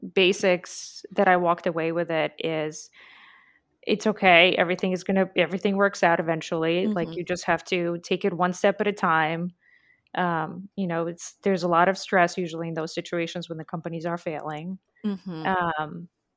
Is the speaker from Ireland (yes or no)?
no; Latvia; So it's a small country called Latvia.